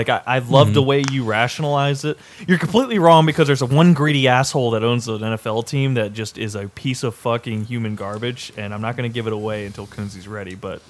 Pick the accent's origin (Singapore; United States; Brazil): United States; East Coast; moved away; I grew up on the East Coast